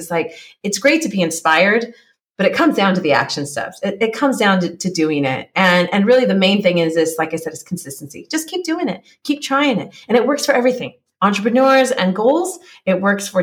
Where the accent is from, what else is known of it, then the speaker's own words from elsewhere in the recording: California, United States; moved away as an adult; now in Czech Republic; I grew up in California. I live in Czech Republic now.